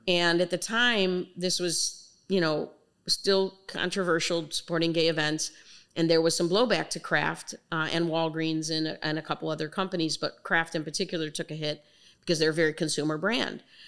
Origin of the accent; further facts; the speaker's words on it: Chicago, Illinois, United States; I'm born and raised in Chicago